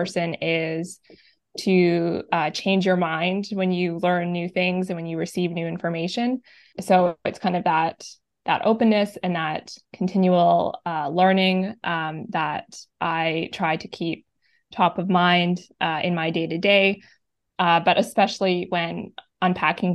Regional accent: Yellowknife, Northwest Territories, Canada; now in Victoria, Canada; I was born and raised in Yellowknife Northwest Territories

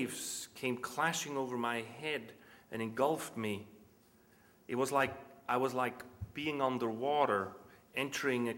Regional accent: Switzerland; moved away as an adult; I grew up in Switzerland, which is a little Germanic.

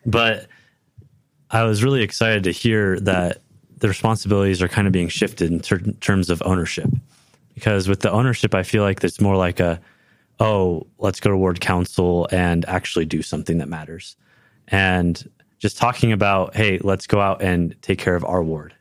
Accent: Livermore, California, United States; born or raised there; now in Provo, United States

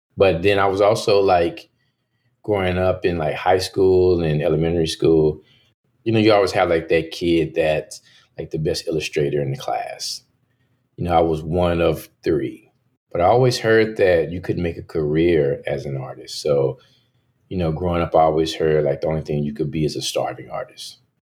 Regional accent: Dallas, Texas, United States; moved away as an adult; now in New York City, United States; growing up in Dallas

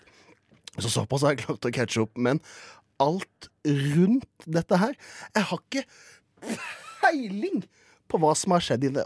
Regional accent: Kristiansand, Agder, Norway; jeg kommer fra Kristiansand

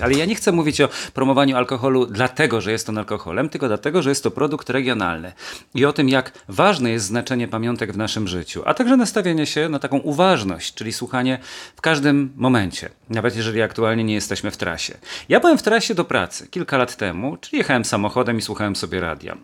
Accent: Świętokrzyskie Voivodeship, Poland; w moich rodzinnych stronach, świętokrzyskiem

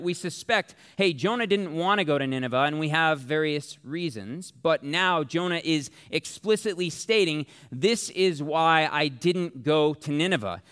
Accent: Tempe, Arizona, United States; I'm from Tempe, which means I am from Sun Devil Country

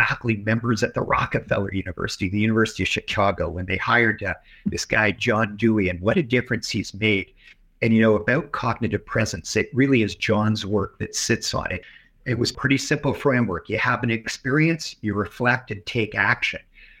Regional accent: Canada

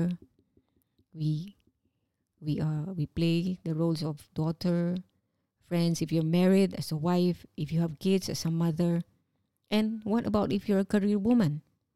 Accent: Philippines; moved away as an adult; working as overseas Filipino

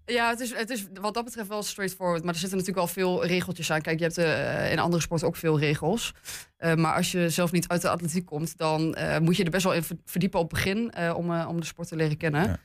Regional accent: Hengelo, Overijssel, Netherlands; now in Enschede, Netherlands; ik ben geboren in Hengelo. Ik heb lang in het buitengebied gewoond

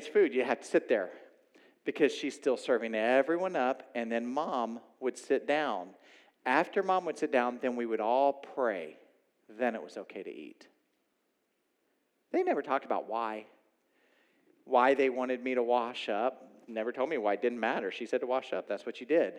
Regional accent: Oklahoma, United States; moved away; I grew up in Oklahoma.

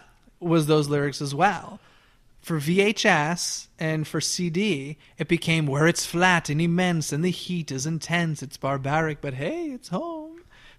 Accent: Boston, Massachusetts, United States; I'm from Boston, Massachusetts.

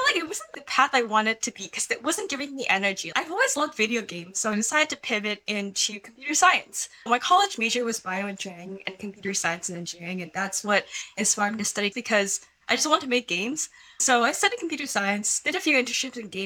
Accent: Silicon Valley, California, United States; born and raised in Silicon Valley

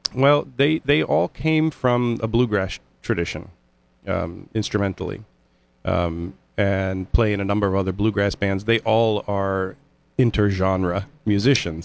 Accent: Indiana, United States; now in Connecticut, United States; I'm from Indiana

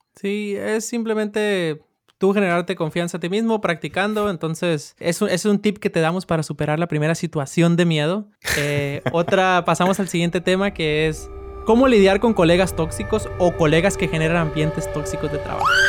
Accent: Sinaloa, Mexico; yo soy de Sinaloa

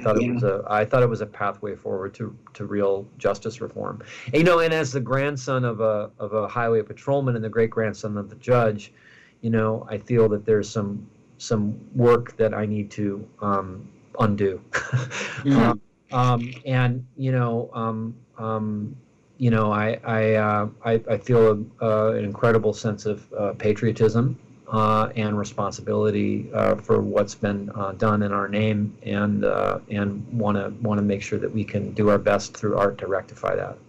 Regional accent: Minneapolis, Minnesota, United States; my hometown of Minneapolis

